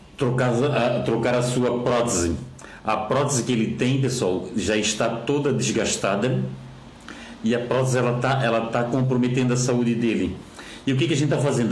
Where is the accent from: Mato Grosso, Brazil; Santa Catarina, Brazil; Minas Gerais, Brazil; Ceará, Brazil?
Santa Catarina, Brazil; Florianópolis; eu que sou daqui de Florianópolis